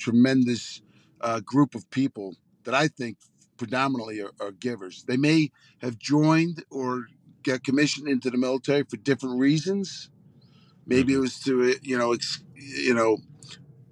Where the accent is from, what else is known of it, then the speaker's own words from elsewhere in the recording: Long Island, New York, United States; I grew up on Long Island and close proximity to New York City